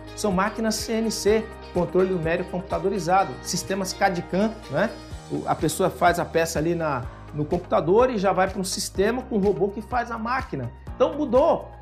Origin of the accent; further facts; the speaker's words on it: São Paulo, Brazil; E eu sou paulista